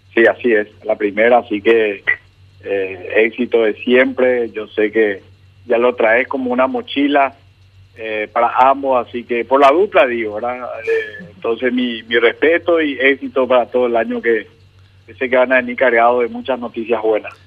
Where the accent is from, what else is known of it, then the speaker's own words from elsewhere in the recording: San Lorenzo, Central, Paraguay; voto y me crié en San Lorenzo, así que esta es mi ciudad